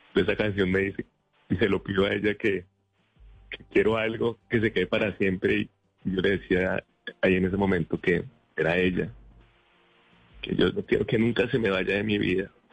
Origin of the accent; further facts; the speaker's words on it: Rivera, Huila, Colombia; also born or lived in Neiva; nosotros somos de Neiva, yo soy de Rivera, municipio verde de Colombia